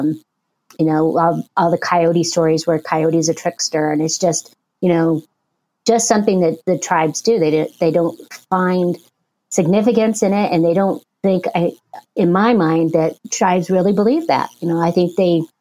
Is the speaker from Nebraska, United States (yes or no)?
no; Porterville, California, United States; I was born and raised in Porterville